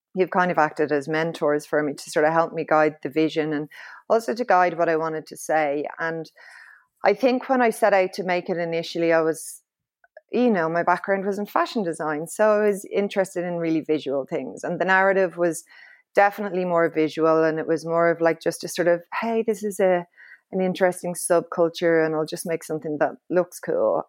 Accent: Dublin, Leinster, Ireland; I'm from Clontarf, um, and was raised in a very sort of, uh, low-key, leafy suburb

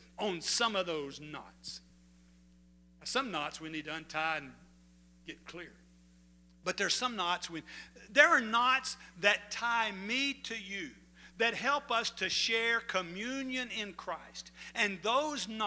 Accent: DeQuincy, Louisiana, United States; I was from De Quincey, Louisiana. I had a home pastor

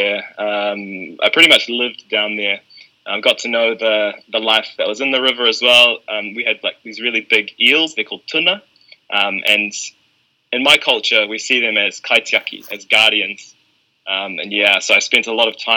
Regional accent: New Zealand; born and raised here in Aotearoa

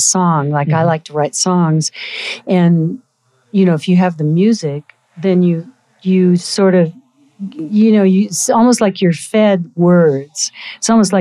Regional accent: Golden, Colorado, United States; also born or lived in Pueblo, Colorado / San Francisco; as an Episcopalian growing up in Golden, Colorado.

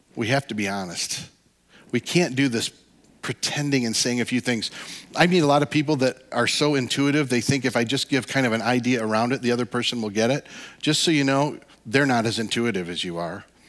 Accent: Midwest, United States; we're all from the Midwest

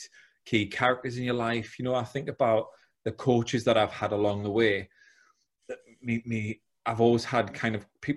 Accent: South Shields, North East England, United Kingdom; now in Teesside, United Kingdom; I'm from South Shields, now live down in Teesside.

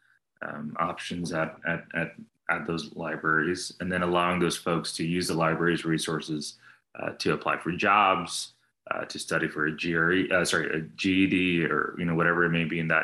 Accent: New Jersey, United States; also born or lived in New York; now in Austin, United States; I was born in New Jersey.

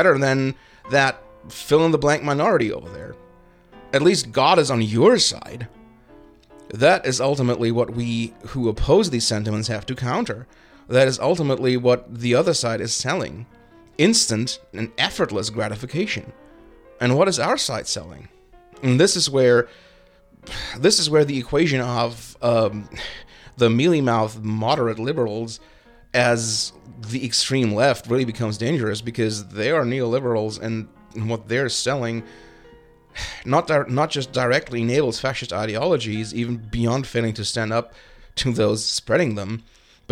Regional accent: Germany; moved away as an adult; now in United States; a German who has grown up with a healthy suspicion of anything nationalistic

